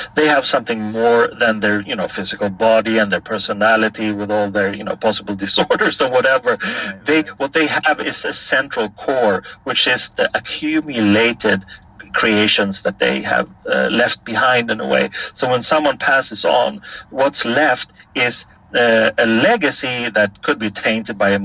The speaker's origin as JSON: {"language": "English", "town": "Stockholm", "region": "Stockholm County", "country": "Sweden", "tie": "born or raised there", "said": "right when I was born in January of 1966, there was a buzz on the door of my parents' apartment"}